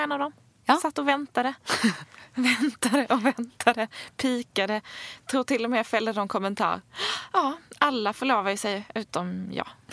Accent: Sweden; also born or lived in Stockholm; vi svenskar

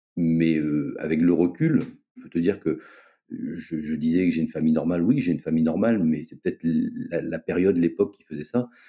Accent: Brest, Brittany, France; moved away as an adult; now in Réunion, France; Je suis originaire de Brest, où j'ai passé euh, la plus grande partie de ma vie

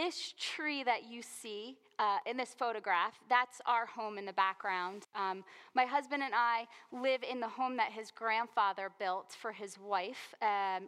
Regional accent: New Jersey, United States; I grew up in New Jersey. We like colorful language here, right?

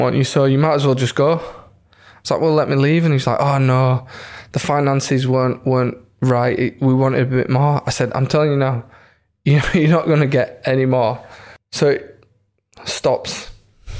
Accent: Leeds, Yorkshire and the Humber, United Kingdom; it's my hometown club

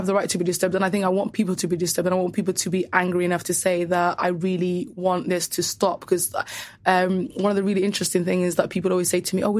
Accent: Somaliland, Somalia; in my native Somaliland and Somalia

